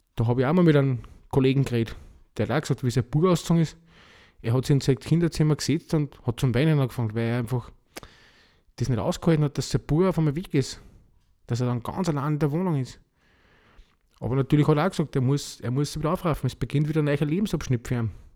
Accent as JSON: {"language": "German", "country": "Austria", "said": "Bei uns in Österreich"}